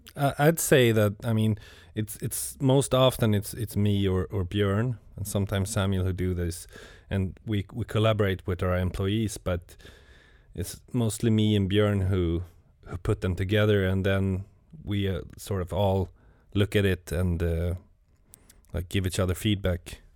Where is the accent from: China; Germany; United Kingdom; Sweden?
Sweden; Gothenburg, Västra Götaland; moved away as an adult; now in Stockholm, Sweden; I'm from Gothenburg. It's like the the west coast of of Sweden